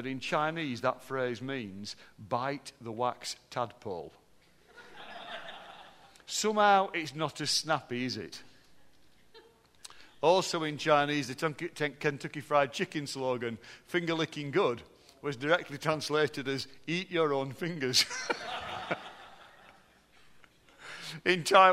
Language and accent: English; Barnsley, Yorkshire and the Humber, United Kingdom; How can they tell I'm from Barnsley, Neil? Because I flatten my vowels. I'm obviously a Barnsley bloke